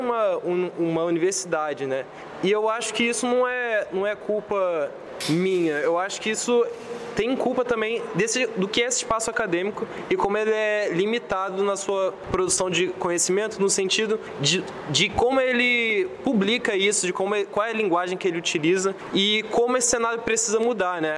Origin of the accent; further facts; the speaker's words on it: Baixada Fluminense, Rio de Janeiro, Brazil; Eu venho da Baixada Fluminense